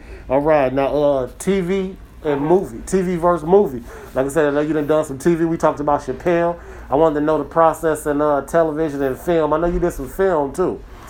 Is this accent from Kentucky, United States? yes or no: no; Ann Arbor, Michigan, United States; I'm from Ann Arbor